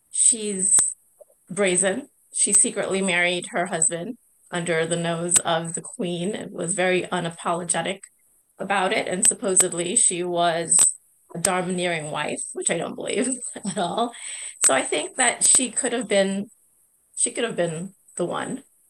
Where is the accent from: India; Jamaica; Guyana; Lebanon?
Guyana; I am Indo-Guyanese. So in my home country